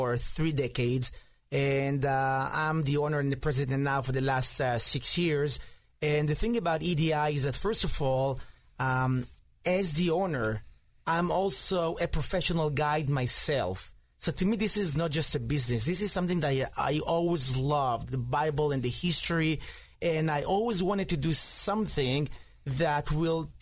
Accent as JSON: {"language": "English", "town": "Jerusalem", "region": "Jerusalem District", "country": "Israel", "tie": "born or raised there", "moved": "as an adult", "lives_now": "Galilee, Israel", "said": "I was born and raised in Jerusalem, which is an amazing city."}